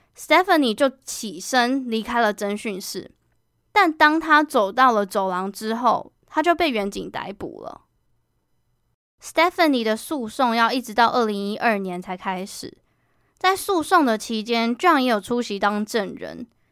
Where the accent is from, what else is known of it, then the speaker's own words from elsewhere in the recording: Kaohsiung, Taiwan; moved away as an adult; now in Taipei, Taiwan; 我决定从我的家乡高雄换工作到台北